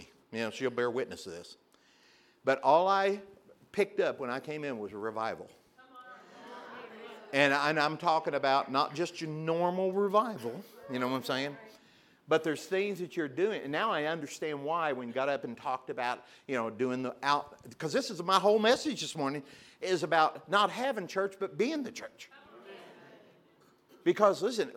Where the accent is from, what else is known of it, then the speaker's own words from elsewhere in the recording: Pilot Knob, Missouri, United States; I grew up in a little town called Pilot, not Missouri. 532 people